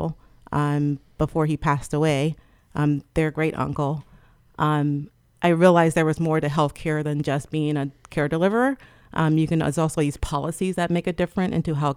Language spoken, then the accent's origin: English; Trenton, New Jersey, United States; I'm originally from Trenton, New Jersey, and all my family also lives there too